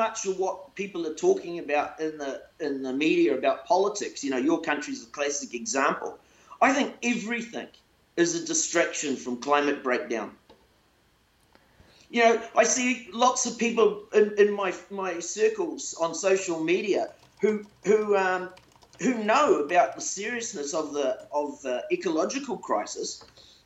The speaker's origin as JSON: {"language": "English", "country": "New Zealand", "tie": "born or raised there", "said": "I was born into a poor home, but I was born in New Zealand."}